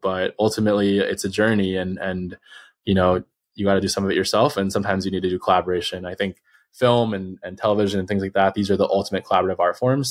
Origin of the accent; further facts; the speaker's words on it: Los Angeles, California, United States; I'm from Los Angeles. Um, which is a rare thing for people here.